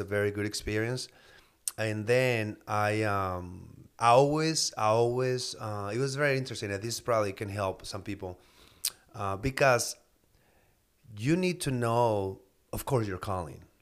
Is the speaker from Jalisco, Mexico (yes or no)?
no; Mexicali, Baja California, Mexico; moved away as an adult; now in United States; I'm from Baja, Mexico, Mexicali. I moved to the States in two thousand two